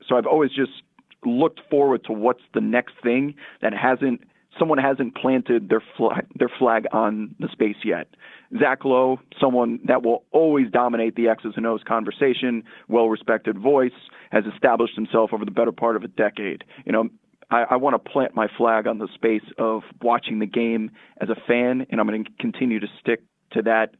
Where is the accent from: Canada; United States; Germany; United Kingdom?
United States; New York; So I grew up outside New York, became a huge Knicks fan.